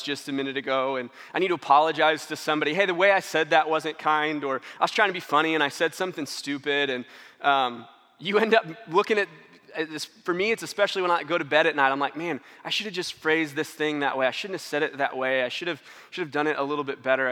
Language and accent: English; St. Louis, Missouri, United States; moved away; We're from St. Louis. Got to go in town and see some of our family